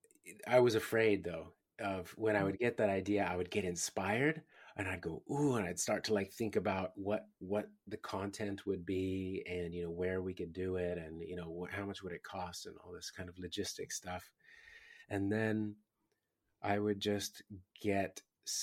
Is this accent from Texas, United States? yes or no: no; California, United States; moved away as an adult; now in Australia; I'm from California